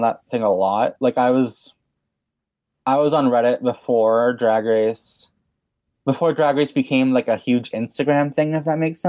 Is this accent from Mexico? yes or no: yes; Mexico; moved away as an adult; also born or lived in Vancouver, Canada; now in Canada; I was born in Vancouver, Canada. {S0} Okay. {S3} And then I moved to Mexico when I was 6 years old. And I lived there for 12 years mm-hmm. until last month when I moved to Canada.